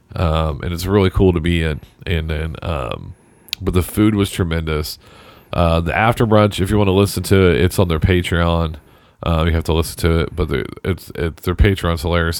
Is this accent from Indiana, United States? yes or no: yes; Southern Indiana, United States; we're just kids from Southern Indiana